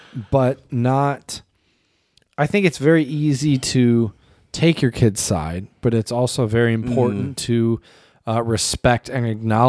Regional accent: United States; but I'm just speaking from my own experience as an American.

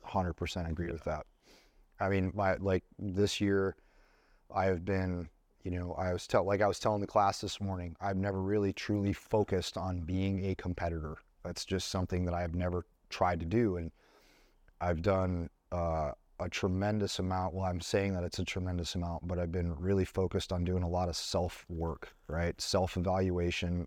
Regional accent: Buffalo, New York, United States; moved away; I went back in December and visited my hometown

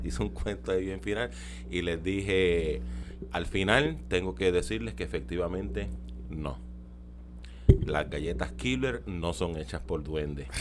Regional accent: Carolina, Puerto Rico; also born or lived in Las Monjas, San Juan; nací en Las Monjas, pero me crié allá en, en Carolina

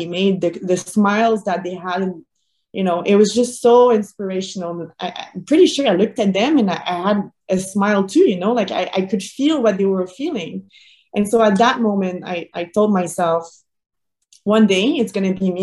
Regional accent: Boucherville, Quebec, Canada; I was still training in my hometown in Boucherville

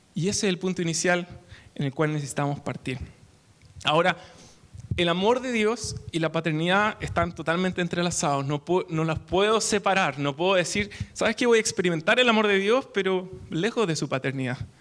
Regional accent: Temuco, Araucanía, Chile; now in Santiago, Chile; Soy de Temuco, del sur de Chile

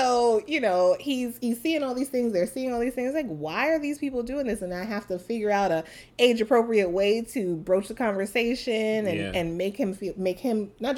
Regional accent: New York City, New York, United States; now in Los Angeles, United States; I'm from New York City.

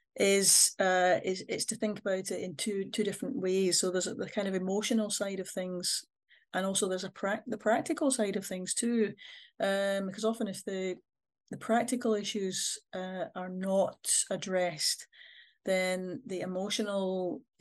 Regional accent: Scotland, United Kingdom; I'm a Scottish person

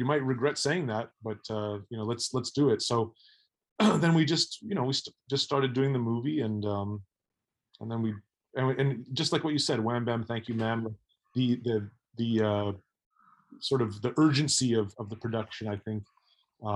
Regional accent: Mississauga, Ontario, Canada; I grew up in Mississauga, which is outside of Toronto.

